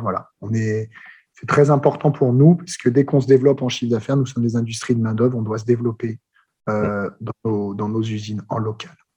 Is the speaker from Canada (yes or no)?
no; France; accent: French; J'ai gardé un bon accent français, mais j'ai pas mal voyagé